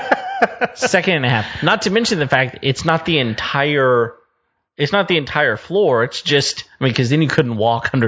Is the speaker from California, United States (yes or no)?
no; West Texas, United States; I grew up in West Texas